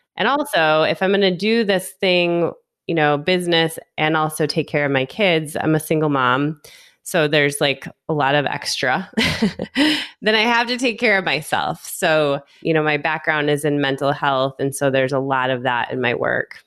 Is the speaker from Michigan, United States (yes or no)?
yes; Michigan, United States; now in Las Vegas, United States; I'm from Michigan. I've lived in a handful of other places in the US, and I currently live in Las Vegas, Nevada